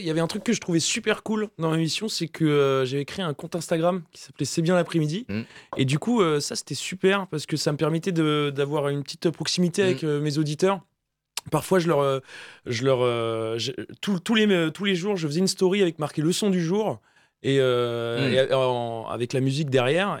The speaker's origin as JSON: {"language": "French", "town": "Le Mans", "region": "Pays de la Loire", "country": "France", "said": "je suis du Mans de base"}